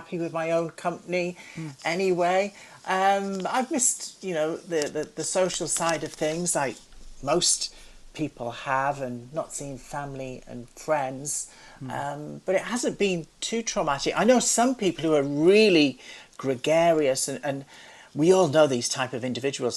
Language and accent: English; Carlisle, North West England, United Kingdom; growing up in Carlisle, which is near Penrith